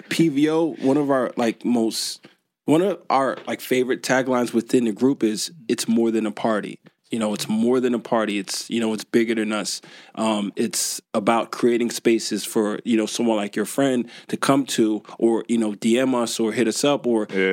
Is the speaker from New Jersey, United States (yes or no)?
yes; Newark, New Jersey, United States; also born or lived in Irvington, New Jersey; I was born and raised in the U.S. Like I said, I was born in Newark, Ivy Hill Projects.